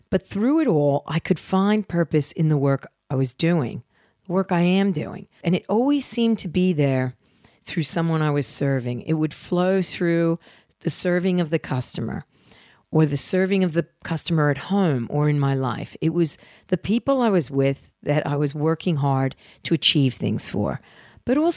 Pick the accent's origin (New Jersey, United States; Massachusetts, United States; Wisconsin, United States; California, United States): New Jersey, United States; I'm a girl from Jersey and I have flaws.